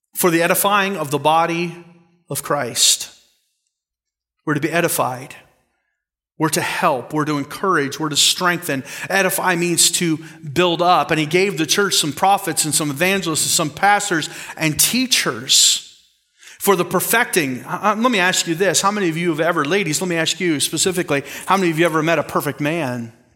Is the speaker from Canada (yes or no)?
yes; Canada; I'm Canadian